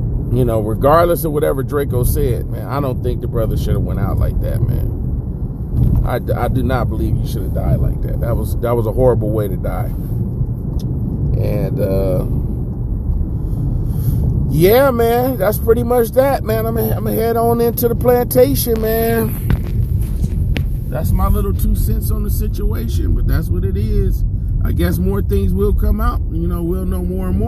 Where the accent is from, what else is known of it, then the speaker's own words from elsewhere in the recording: Inglewood, California, United States; I'm from Inglewood